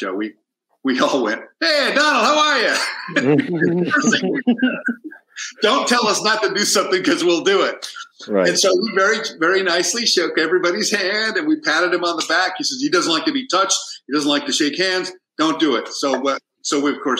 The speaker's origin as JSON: {"language": "English", "town": "San Diego", "region": "California", "country": "United States", "tie": "born or raised there", "also_born_or_lived": "New York", "second_language": "English", "moved": "as an adult", "lives_now": "Los Angeles, United States", "said": "Born and raised in San Diego, so diehard San Diego Chargers fan"}